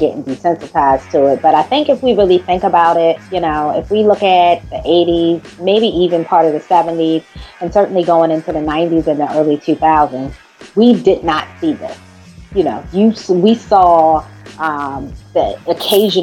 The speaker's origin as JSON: {"language": "English", "country": "United States", "said": "here in my home country"}